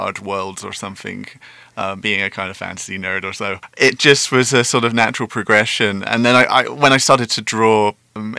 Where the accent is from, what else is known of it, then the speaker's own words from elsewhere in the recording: England, United Kingdom; moved away as an adult; now in Taiwan; I'm from quite a small town. It was a choice of either move to London or stay in that town